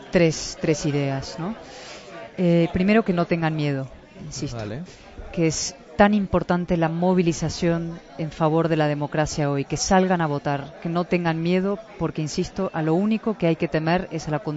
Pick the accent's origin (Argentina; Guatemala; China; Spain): Spain; yo como española lo digo siempre, o sea, yo quiero para Venezuela lo mismo que quiero para mi país.